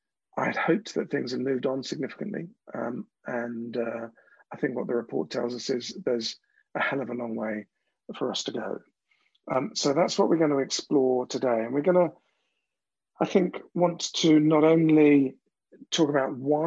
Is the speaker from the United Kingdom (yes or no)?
yes; London, United Kingdom; I'm from South East London